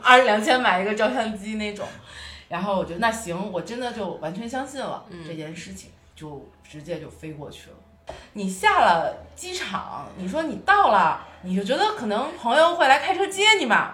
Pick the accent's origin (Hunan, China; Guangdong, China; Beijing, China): Beijing, China; moved away as an adult; now in Lhasa, China; 就你在北京 从小在温室里长大，虽然家庭不是很优，优秀，就是很优质的那种富二代家庭，是很普通的工人家庭，但是父母爱你啊